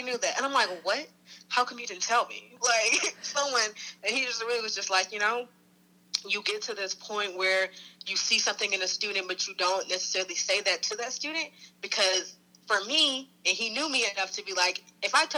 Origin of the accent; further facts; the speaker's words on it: Detroit, Michigan, United States; I'm from Detroit